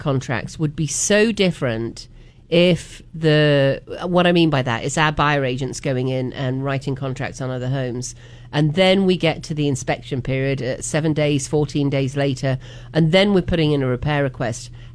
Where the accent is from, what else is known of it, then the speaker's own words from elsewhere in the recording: United Kingdom; now in North Carolina, United States; I grew up about 45 minutes from Leicester in England